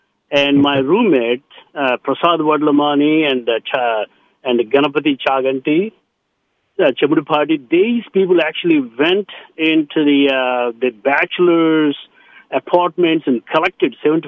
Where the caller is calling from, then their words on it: San Ramon, California, United States; also born or lived in New Delhi, India; I'm calling from San Ramon.